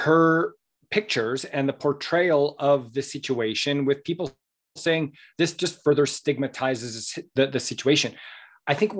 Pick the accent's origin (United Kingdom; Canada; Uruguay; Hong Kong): Canada; Southern Alberta; I grew up in Southern Alberta, and I've been on many a horse in my day